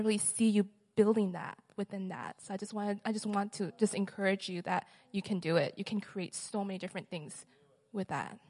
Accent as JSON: {"language": "English", "country": "Mexico", "said": "I'm originally from Mexico. I'm a second year student as well."}